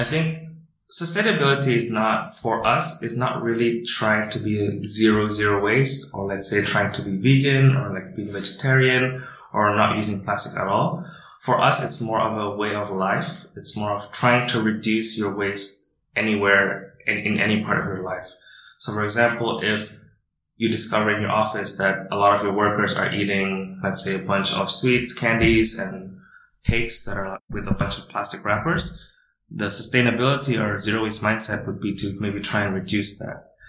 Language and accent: English; Indonesia; now in China; I am from Indonesia and I am the founder of Boomi